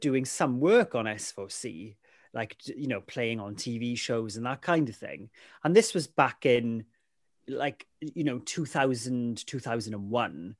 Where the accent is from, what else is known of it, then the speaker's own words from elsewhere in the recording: Ammanford, Wales, United Kingdom; first language Welsh; English is a second language; growing up in Amanford